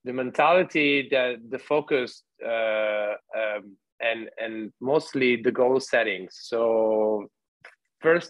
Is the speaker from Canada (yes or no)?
no; Treviso, Veneto, Italy; I come from Treviso, which is in the northeast of Italy.